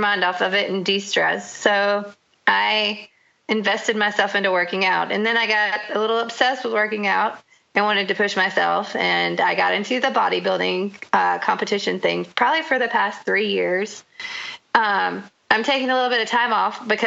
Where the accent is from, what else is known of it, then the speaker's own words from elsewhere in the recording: the South, United States; I grew up in the South